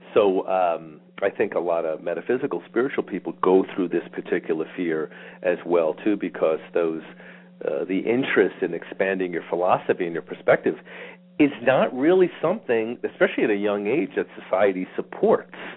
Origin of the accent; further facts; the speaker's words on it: New York, United States; I grew up in New York